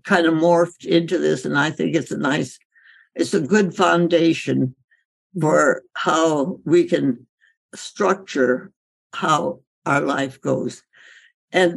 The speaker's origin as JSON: {"language": "English", "country": "India", "tie": "born or raised there", "said": "growing up in India"}